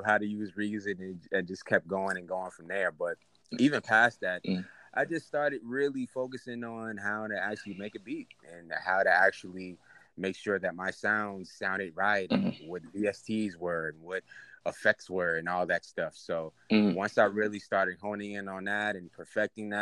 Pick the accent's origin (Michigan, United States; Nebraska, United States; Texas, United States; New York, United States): New York, United States; New York City; now in Atlanta, United States; I'm from Queens, New York. I currently live in Atlanta right now, but, you know, I'm from up top, man.